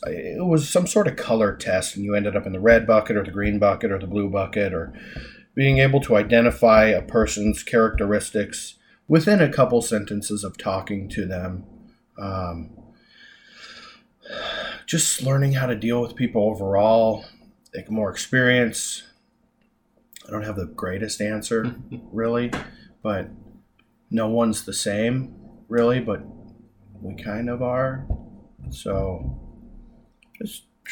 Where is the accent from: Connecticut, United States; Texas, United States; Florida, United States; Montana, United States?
Montana, United States; Hysham; also born or lived in Dickinson, North Dakota / Billings, Montana; I grew up in Hysham